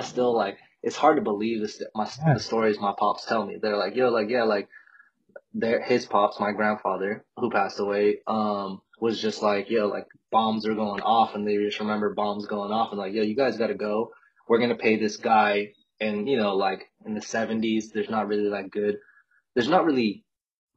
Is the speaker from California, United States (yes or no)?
yes; Westminster, California, United States; also born or lived in Albuquerque, New Mexico; I'm actually from Southern California, a city called Westminster. It's like 45 minutes out of L.A.